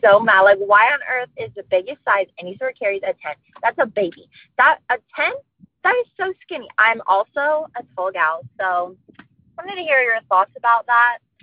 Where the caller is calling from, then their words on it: Texas, United States; I'm calling from Texas.